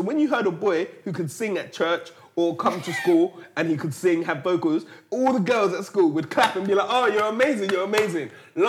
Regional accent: London, United Kingdom; we're from London

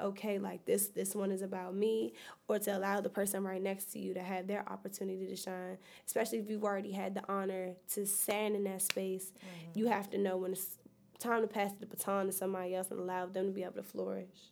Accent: New York, United States; now in Bowie, United States; I'm originally from New York.

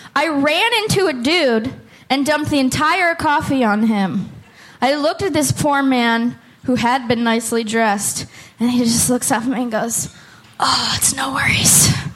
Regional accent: Oakland, California, United States; moved away as an adult; now in Portland, United States; I'm from Oakland

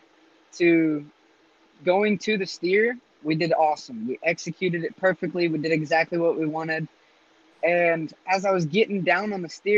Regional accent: Las Vegas, Nevada, United States; also born or lived in Utah; I'm from Las Vegas, Nevada, but I do rodeo for the state of Utah, and Utah is the place that I really call home.

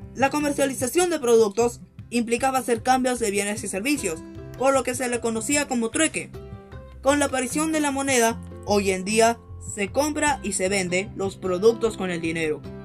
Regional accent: Peru; como peruanos que somos

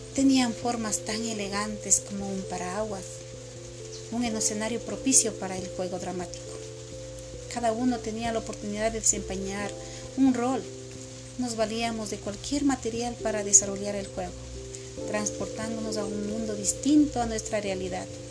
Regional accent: Multitud, Chimborazo, Ecuador; Esa cultura era de ahí, de mi pueblo. Era en un sector que pertenece a la U C I, en la, en una parroquia se, que se llama Multitud.

